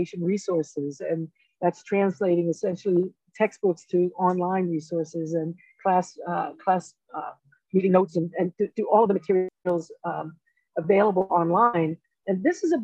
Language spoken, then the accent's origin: English; New York City, New York, United States; now in Colorado, United States; I'm a first generation student. I grew up in the South Bronx